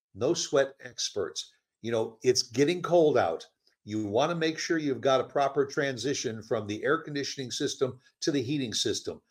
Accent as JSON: {"language": "English", "town": "Chicago", "region": "Illinois", "country": "United States", "moved": "yes", "said": "I'm from Chicago originally"}